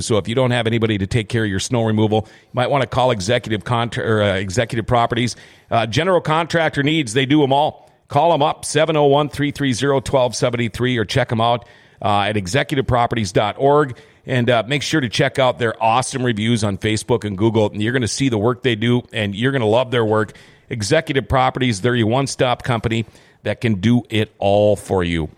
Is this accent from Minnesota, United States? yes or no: yes; Thief River Falls, Minnesota, United States; I grew up in Thief River Falls.